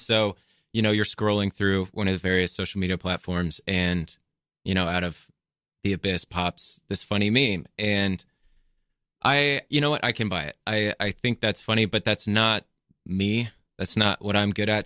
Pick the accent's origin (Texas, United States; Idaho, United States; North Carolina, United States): Texas, United States; moved away as an adult; also born or lived in Austin, Texas; now in New York City, United States; I am originally from Texas